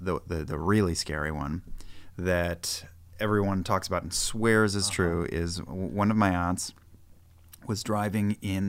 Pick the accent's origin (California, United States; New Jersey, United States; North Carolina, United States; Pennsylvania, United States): New Jersey, United States; Weehawken; the house that I grew up in Weehawken.